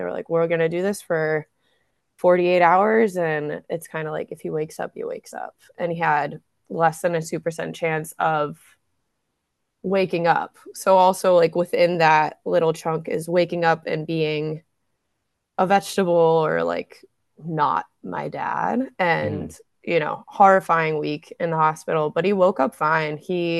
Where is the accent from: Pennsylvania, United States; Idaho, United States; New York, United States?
Pennsylvania, United States; Allentown; also born or lived in Hawaii / Texas; Yeah, but I was born in Hawaii. We only lived there like a couple months and then in Texas for a bit where my one brother was born. And then we moved to Allentown because it's easier for my dad to fly out of Newark.